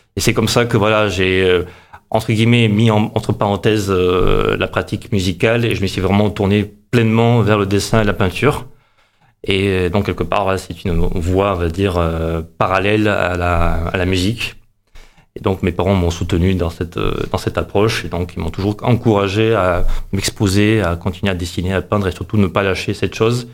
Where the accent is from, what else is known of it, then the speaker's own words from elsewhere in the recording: Montpellier, Occitania, France; also born or lived in Moscow, Russia / Avignon; J'ai grandi à, surtout à Montpellier. Vraiment. C'est-à-dire que je suis né là-bas à, à, Moscou, en Russie